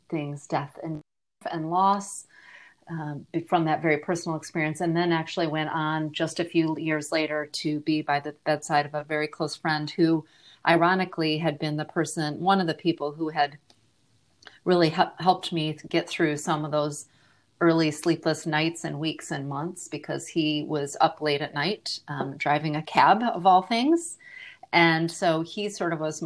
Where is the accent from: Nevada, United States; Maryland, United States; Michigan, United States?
Michigan, United States; also born or lived in Australia; now in Austin, United States; I'm originally from Michigan and have lived around the globe, including a short stint in Australia.